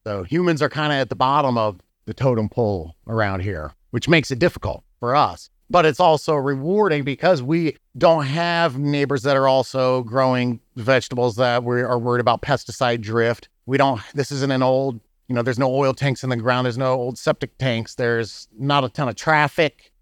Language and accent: English; Muncie, Indiana, United States; moved away as an adult; also born or lived in California / St. Louis, Missouri; now in Bourbon, United States; I'm from Indiana. I grew up in Muncie, Indiana